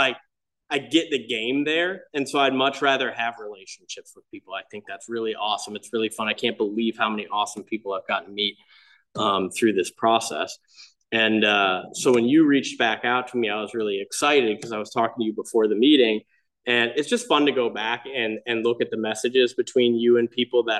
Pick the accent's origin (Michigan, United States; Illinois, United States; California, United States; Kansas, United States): Michigan, United States; I grew up in Michigan in like a small Catholic boating community.